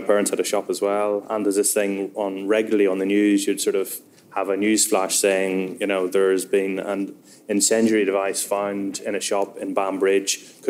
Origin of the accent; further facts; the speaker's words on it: Northern Ireland, United Kingdom; Obviously, I grew up in the north given my accent